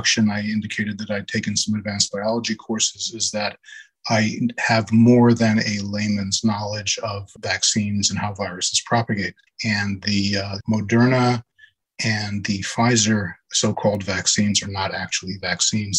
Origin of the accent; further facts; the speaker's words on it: New York City, New York, United States; I was born and raised in Brooklyn, New York. I'm a lifelong New Yorker